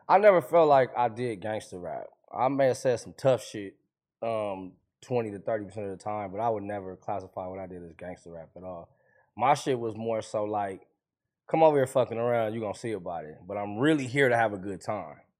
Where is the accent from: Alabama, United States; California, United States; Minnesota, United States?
California, United States; Compton; I'm from Compton.